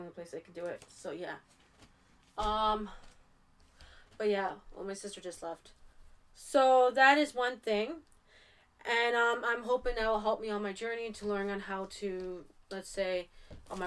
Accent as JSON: {"language": "English", "country": "Canada", "said": "I am from Canada"}